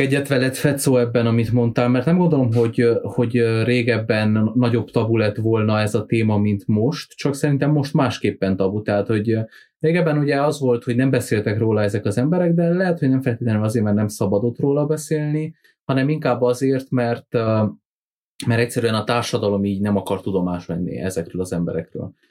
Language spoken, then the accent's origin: Hungarian; Transylvania, Romania; erdély magyarként